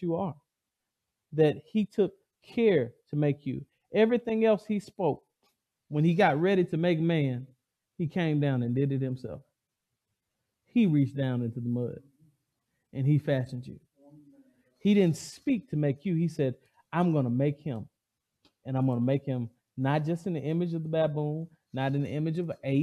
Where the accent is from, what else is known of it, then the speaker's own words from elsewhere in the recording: the South, United States; I'm from the South.